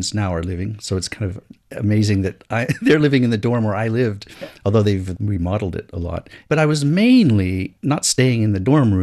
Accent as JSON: {"language": "English", "country": "United States", "tie": "born or raised there", "moved": "as an adult", "lives_now": "China", "said": "I grew up in Western culture and in American culture"}